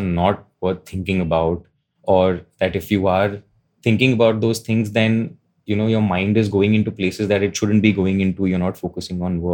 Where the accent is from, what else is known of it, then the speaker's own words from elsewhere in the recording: India; Growing up in India